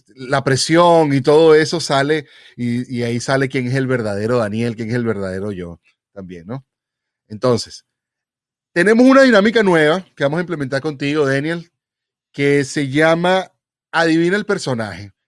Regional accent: Venezuela; yo como buen venezolano

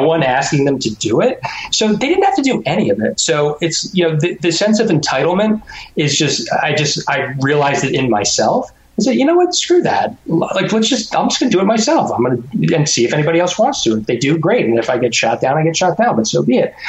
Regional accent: Rydal, Pennsylvania, United States; I grew up in Rydal, Pennsylvania, and went to Abington High School

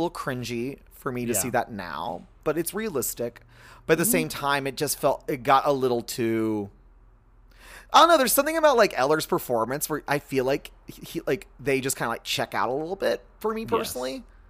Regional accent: Texas, United States; from the South and think like, oh, this is a little strange, and I'm like, that's what it's like growing up in Texas.

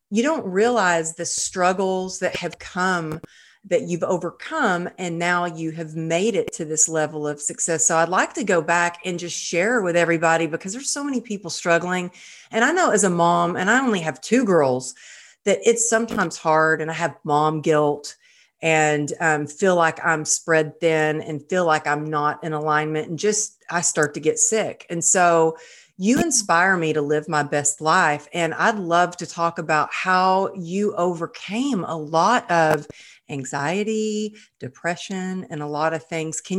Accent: Texas, United States; But you know, I grew up in Texas and you know, that's very normal to get married when you're you're a teenager

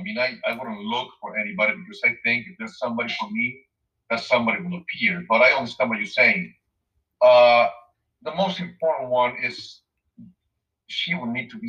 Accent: Mexico City, Mexico; moved away; I'm from Mexico City originally.

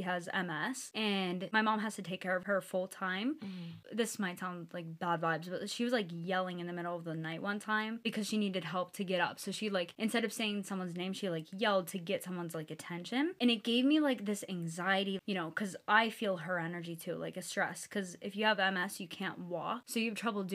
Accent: Pittsburgh, Pennsylvania, United States; I'm from Pittsburgh, Pennsylvania. So me and Ashley grew up with each other

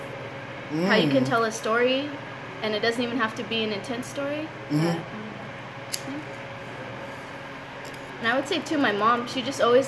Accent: Fresno, California, United States; Born and raised in Fresno, Highway City specifically

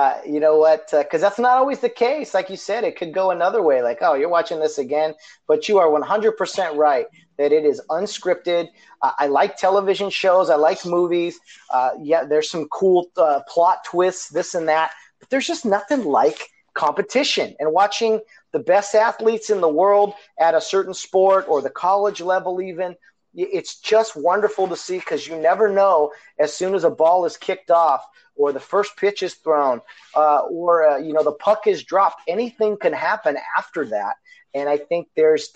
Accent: Glendora, California, United States; Glendora, which is my hometown, where I grew up

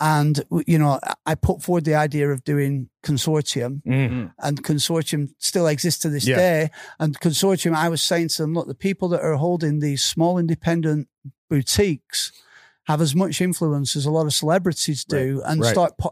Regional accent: Darwen, North West England, United Kingdom; I was born in Bull Hill Hospital in Darwin in 1969

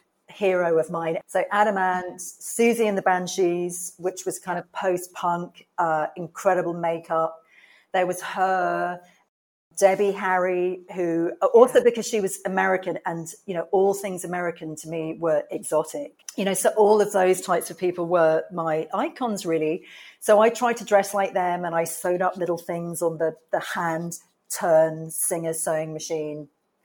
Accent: England, United Kingdom; oh, I'm here from England and I'm at fashion college.

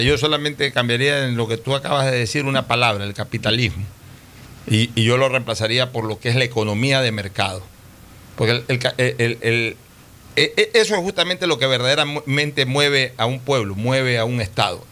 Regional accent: Ecuador; realmente nos reconforta mucho como ecuatorianos

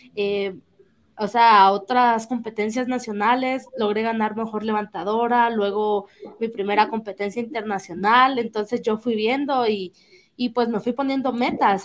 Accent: Jalapa, Guatemala; yo soy de Jalapa

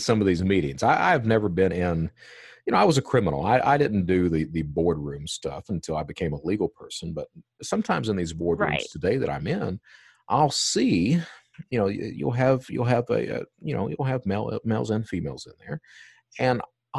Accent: Eastern Kentucky, United States; I was raised, I'm from Eastern Kentucky

